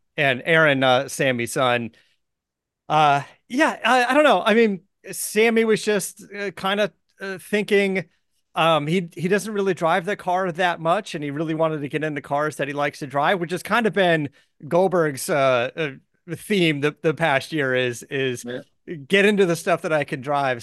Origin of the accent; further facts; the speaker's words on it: Arizona, United States; I was born in Arizona, so I grew up around going to Barrett Jackson as a kid